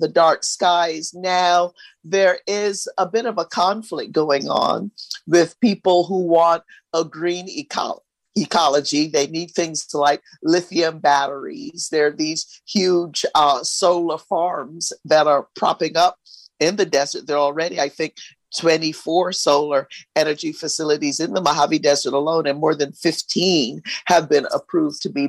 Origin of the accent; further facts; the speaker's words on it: Barbados; moved away; also born or lived in East Los Angeles; I grew up in Barbados in a small village.